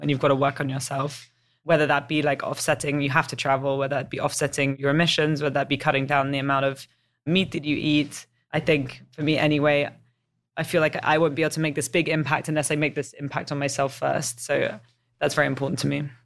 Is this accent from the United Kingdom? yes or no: yes; England, United Kingdom; moved away as an adult; also born or lived in Chicago / San Francisco / New York; I've got a bit of an accent. Uh, I'm English